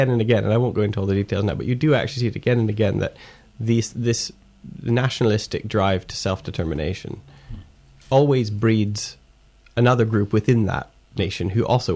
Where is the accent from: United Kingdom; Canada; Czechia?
Canada; I'm Canadian. You know, I was born in Canada.